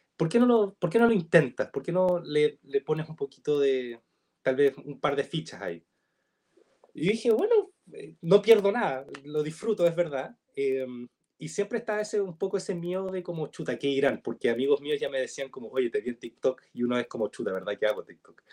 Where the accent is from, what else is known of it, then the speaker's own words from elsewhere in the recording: Chile; soy chileno, que hablo chileno, que vivo en Chile